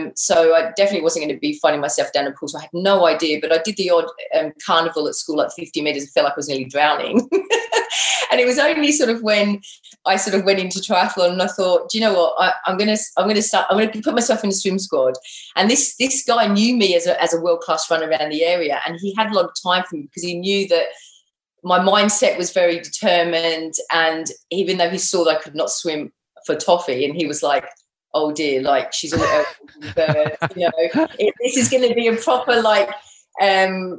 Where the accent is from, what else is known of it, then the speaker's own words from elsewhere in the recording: Sydney, New South Wales, Australia; also born or lived in Wembley, London, United Kingdom; I was born in Wembley, actually, Northbrook Park Hospital. And I immigrated to Australia when I was 8 years old. Grew up in Sydney